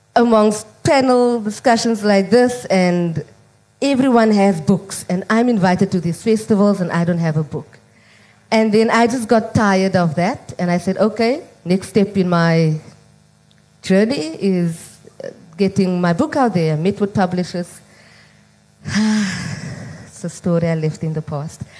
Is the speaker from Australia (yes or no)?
no; Cape Town, Western Cape, South Africa; growing up in Mitchell's Plain